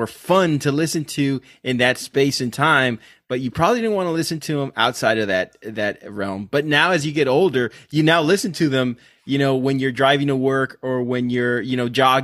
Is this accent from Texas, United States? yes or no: yes; Rio Grande Valley, Texas, United States; we're from the Rio Grande Valley